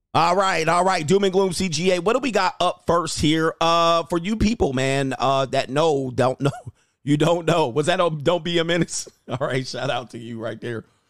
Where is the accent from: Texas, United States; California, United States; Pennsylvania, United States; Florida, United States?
California, United States; Los Angeles; also born or lived in Hawthorne, California / Thousand Oaks, California / Newport Beach, California; I grew up in Los Angeles, San Fernando Valley, Thousand Oaks, and Newport Beach